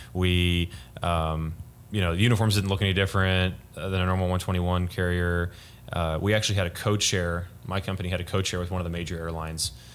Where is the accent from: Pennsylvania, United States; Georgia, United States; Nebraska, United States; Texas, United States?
Texas, United States; Frisco; I'm from uh, Frisco, Texas. Used to be a small town, but no longer is.